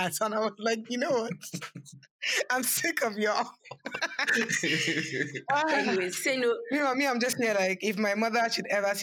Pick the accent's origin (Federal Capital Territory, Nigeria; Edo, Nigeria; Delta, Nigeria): Federal Capital Territory, Nigeria; Abuja; moved away; I grew up in Abuja